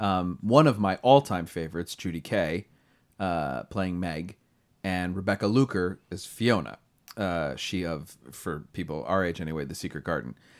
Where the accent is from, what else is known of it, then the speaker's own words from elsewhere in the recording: Delaware, United States; I'm from Delaware, too